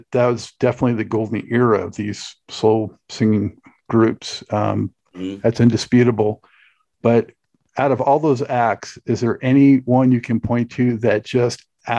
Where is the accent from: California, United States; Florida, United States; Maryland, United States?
California, United States; Los Angeles; I grew up in Los Angeles.